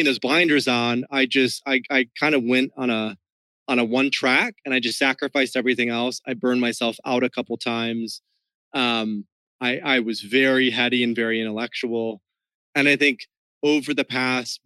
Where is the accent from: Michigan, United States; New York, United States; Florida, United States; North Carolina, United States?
Michigan, United States; West; now in Miami, United States; the culture that I grew up in West Michigan was even more conventional, like super Midwest conventional